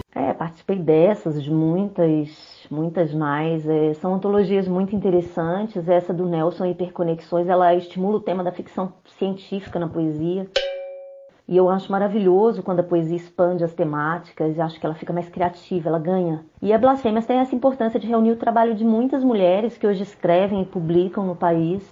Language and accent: Portuguese; Belo Horizonte, Minas Gerais, Brazil; eu sou mineira, nascida, criada e residente em Belo Horizonte